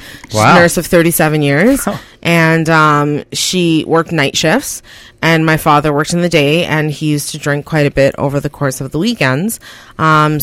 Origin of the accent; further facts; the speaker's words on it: Canada; also born or lived in Guyana; I was born in Guyana, South America. I came up to Canada Christmas Day, 1988